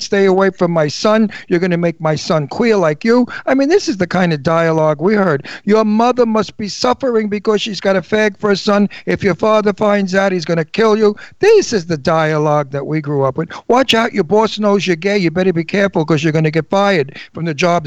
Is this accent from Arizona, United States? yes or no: no; New York, United States; accent: Brooklyn; now in Pennsylvania, United States; my hometown of New York